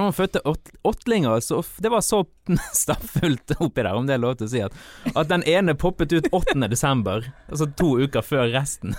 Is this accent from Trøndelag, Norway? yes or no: yes; Malvik, Trøndelag, Norway; jeg vokste opp i Malvik